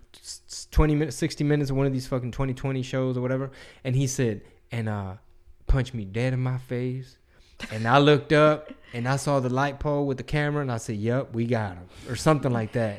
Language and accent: English; Texas, United States; I'm from Texas